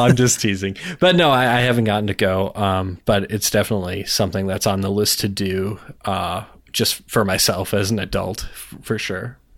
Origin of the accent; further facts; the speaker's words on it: Minnesota, United States; now in North Dakota, United States; I was born in Minnesota